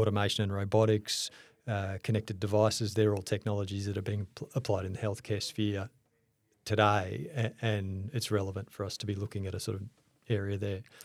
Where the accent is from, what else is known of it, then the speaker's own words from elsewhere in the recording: Melbourne, Victoria, Australia; I grew up in Melbourne.